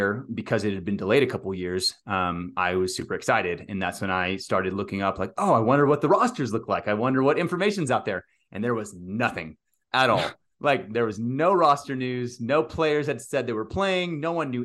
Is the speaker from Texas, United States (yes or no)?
yes; Texas, United States; growing up in Texas in high school baseball